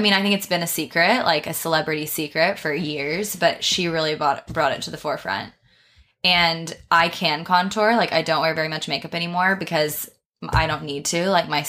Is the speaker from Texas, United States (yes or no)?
yes; Texas, United States; accent: Texan; So like I'm from Texas. Obviously I'm American.